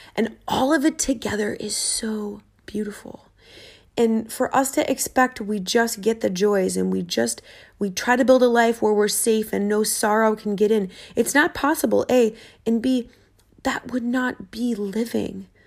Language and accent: English; Minnesota, United States; I'm from Minnesota.